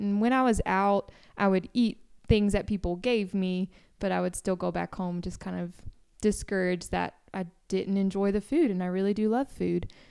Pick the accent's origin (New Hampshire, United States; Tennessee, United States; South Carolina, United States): Tennessee, United States; moved away as an adult; I'm from Tennessee